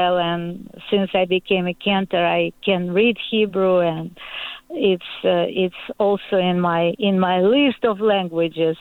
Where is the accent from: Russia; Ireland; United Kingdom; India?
Russia; Moscow; English is a second language; moved away; also born or lived in Ukraine; being born in Moscow, I have all my ancestors, my parents, my grandparents came from Ukraine.